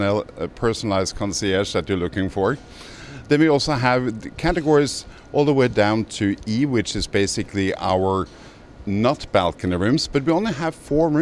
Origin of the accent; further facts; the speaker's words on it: Norway; accent: Norwegian; English is a second language; moved away as an adult; also born or lived in Miami; Well, I was born in Norway, hence the accent. Okay. So way back in 89, I came to Miami to go to grad school for hotel management.